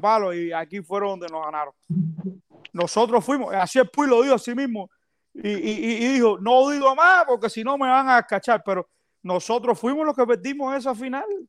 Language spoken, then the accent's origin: Spanish; Cuba; nosotros somos cubanos